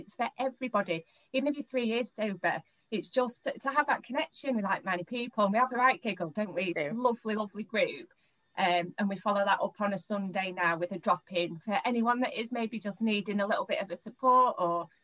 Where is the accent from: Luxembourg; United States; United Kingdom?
United Kingdom; Manchester, North West England; I'm born and bred in Manchester. Proud Mancunian